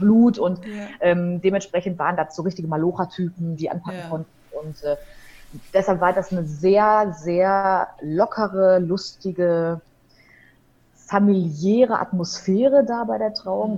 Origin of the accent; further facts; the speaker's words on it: Hamm, North Rhine-Westphalia, Germany; also born or lived in Aachen; now in Dortmund, Germany; Und als ich sieben war, bin ich im Ruhrgebiet gelandet, in der Nähe von Dortmund in Hamm.